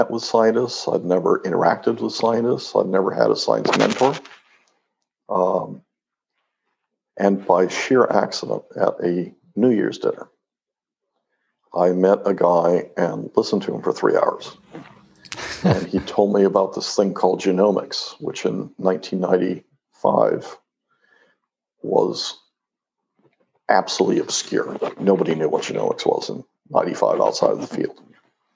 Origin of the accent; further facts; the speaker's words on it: Mexico; moved away; I grew up in Mexico